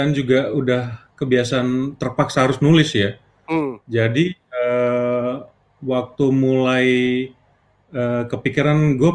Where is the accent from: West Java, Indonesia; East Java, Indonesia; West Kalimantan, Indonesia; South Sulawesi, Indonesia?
West Kalimantan, Indonesia; Pontianak; dulu kan saya lahir besar di Pontianak ya, namanya kota kecil itu kan motor tuh penting banget ya